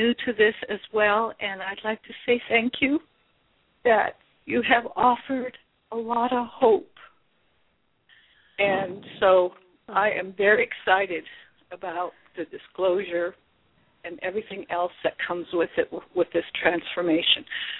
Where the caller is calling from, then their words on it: Anchorage, Alaska, United States; I'm calling from Anchorage, Alaska